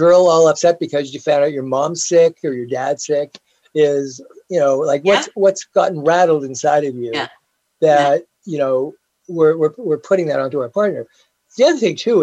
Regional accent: Scotland, United Kingdom; We're British. Again, we're right? Scottish.

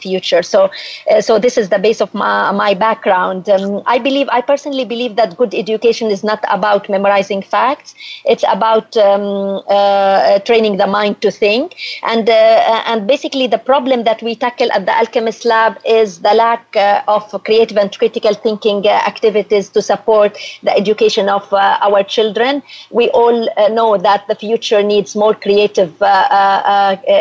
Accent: Jordan; I'm coming from Jordan in the Middle East.

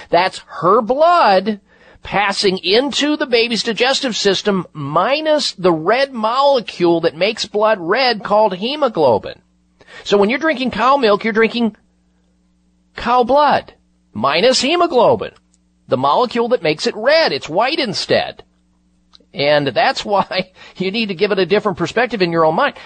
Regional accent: Midwest, United States; moved away; I grew up in the Midwest

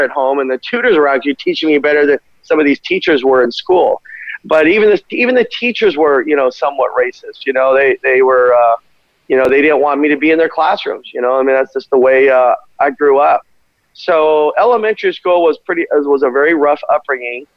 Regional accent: Glendale, California, United States; I grew up in Glendale, California

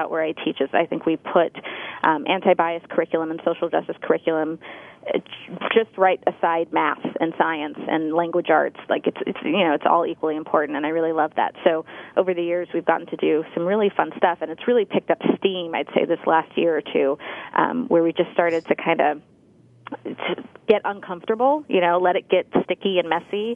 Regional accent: Santa Monica, California, United States; I grew up in Santa Monica

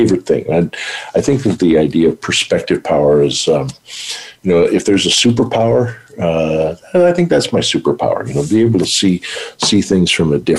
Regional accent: United States; moved away; also born or lived in North Dakota / Montana; I grew up in North Dakota, Montana.

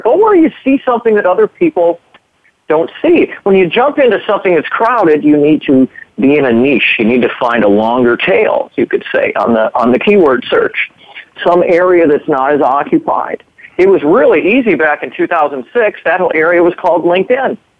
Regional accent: Minnesota, United States; moved away as an adult; also born or lived in Arizona; I'm a Minnesotan. You know, Minnesotans, they, what do they say? Minnesota nice. You know, we kind of grow up here

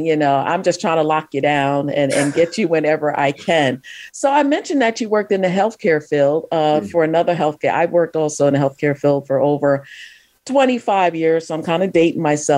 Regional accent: New York, United States; now in Philadelphia, United States; I didn't know what row homes were until I moved to Philadelphia because I'm originally from New York

